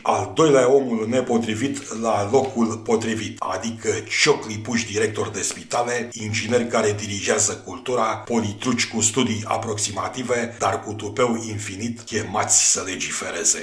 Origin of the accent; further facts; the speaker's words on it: Romania; ca român